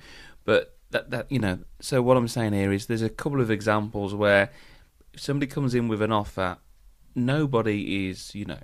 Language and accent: English; Scotland, United Kingdom; As a Scot, I don't think he'll enjoy that.